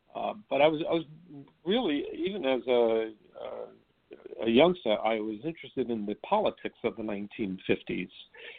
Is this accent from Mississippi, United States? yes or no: no; Bronx, New York, United States; I don't remember ever going to a Broadway show when I was growing up in the Bronx.